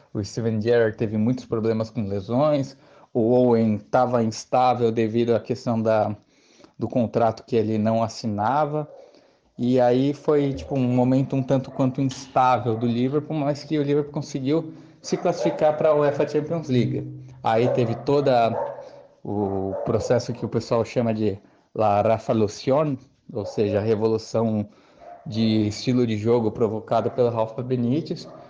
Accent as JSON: {"language": "Portuguese", "town": "Santo André", "region": "São Paulo", "country": "Brazil", "said": "sou da cidade de Santo André, na Grande São Paulo"}